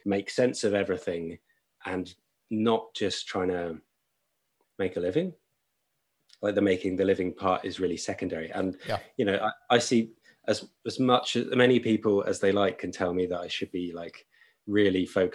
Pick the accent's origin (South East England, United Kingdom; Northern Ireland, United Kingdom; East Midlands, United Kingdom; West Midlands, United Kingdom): South East England, United Kingdom; Brighton; moved away as an adult; also born or lived in Limerick, Ireland / Sussex; now in London, United Kingdom; I grew up in Brighton on the South Coast.